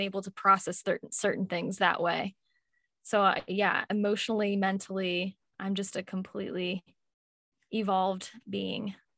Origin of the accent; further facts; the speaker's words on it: Louisville, Kentucky, United States; also born or lived in Washington, D.C.; I was born in Washington, D C, and I migrated over to Louisville, Kentucky, of all places. And I've been here for most of my life.